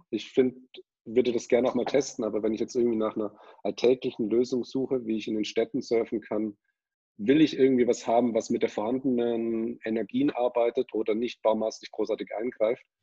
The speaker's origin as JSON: {"language": "German", "town": "Ulm", "region": "Baden-Württemberg", "country": "Germany", "tie": "born or raised there", "said": "ich wollte schon immer surfen, ähm, habe aber in meiner Heimat Ulm keine wirklichen Leute gehabt, die auch daran interessiert waren."}